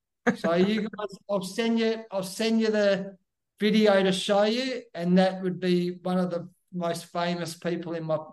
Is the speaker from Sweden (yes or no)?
no; Perth, Western Australia, Australia; I grew up in Western Australia in a place called Perth